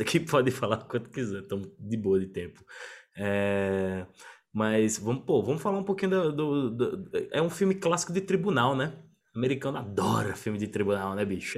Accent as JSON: {"language": "Portuguese", "region": "Northeast Region", "country": "Brazil", "said": "lá no Nordeste, na minha terra"}